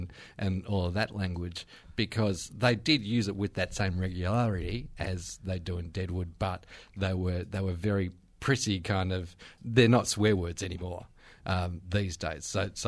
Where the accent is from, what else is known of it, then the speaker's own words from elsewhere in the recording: Queensland, Australia; also born or lived in United Kingdom; I grew up in Queensland, so born in the UK.